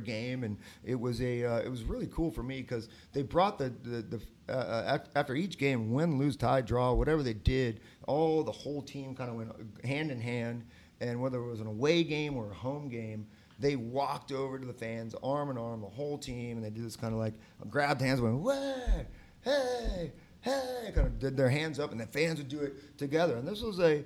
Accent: San Diego, California, United States; moved away as an adult; now in Columbus, United States; I'm from San Diego

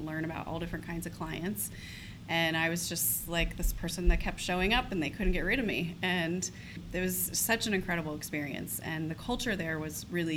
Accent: Columbus, Ohio, United States; also born or lived in Toledo, Ohio; I grew up in Columbus from the age of five, so went through all the way till college here

